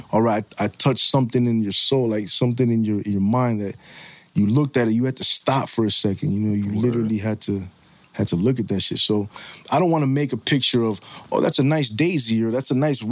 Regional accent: Bridgeport, Connecticut, United States; we're from Bridgeport. We're from a real place.

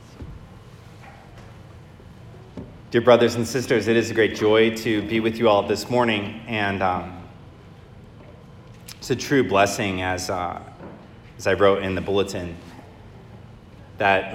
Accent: Michigan, United States; I grew up in Michigan, and my father is an Irish immigrant

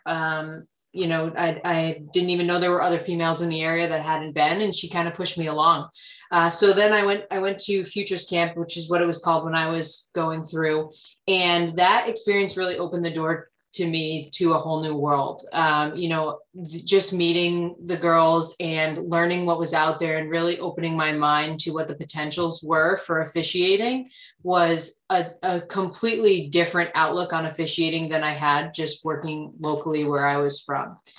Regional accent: Rhode Island, United States; i'm born and raised in rhode island

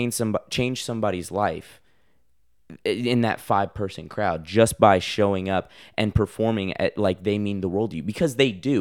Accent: Nashville, Tennessee, United States; Going to Belmont University, just in Nashville, my hometown

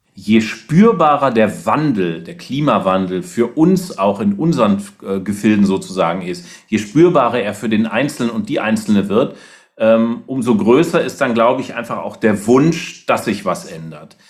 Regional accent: Rhineland, Germany; Ich komme ja aus dem Rheinland

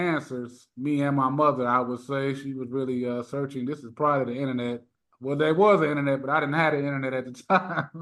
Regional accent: Merrillville, Indiana, United States; So I'm from Northwest Indiana, everybody. I'm from Maryville, Gary area

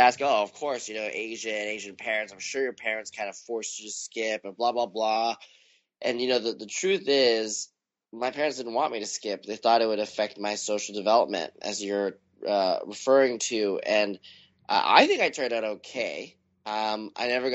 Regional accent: Vancouver, British Columbia, Canada; moved away as an adult; Vancouver is a great place to grow up

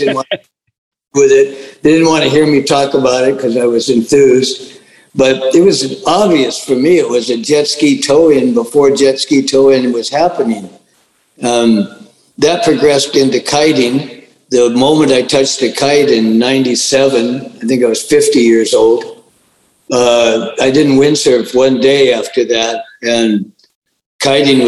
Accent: Huntington Beach, California, United States; moved away; also born or lived in Big Island, Hawaii; I was born in Huntington Beach in 1947. We lived in a school bus on the beach there

